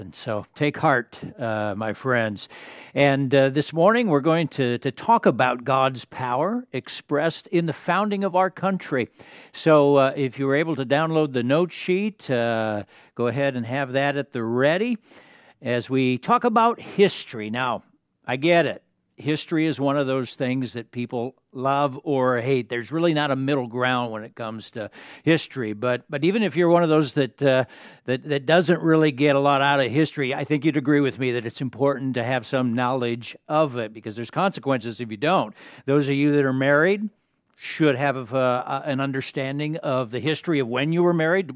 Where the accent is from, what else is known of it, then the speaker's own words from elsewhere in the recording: United States; As American citizens